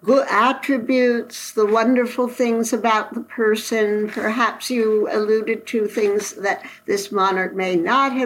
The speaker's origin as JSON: {"language": "English", "country": "United States", "said": "I'm not the only American monarchist"}